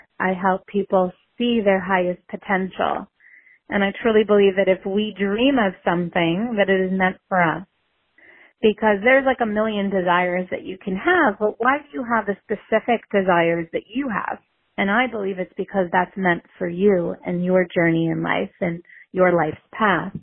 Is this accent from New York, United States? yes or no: yes; New York City, New York, United States; growing up in New York City